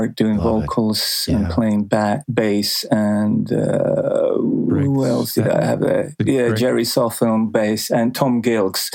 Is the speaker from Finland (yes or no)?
yes; Helsinki, Uusimaa, Finland; in Helsinki, where I grew up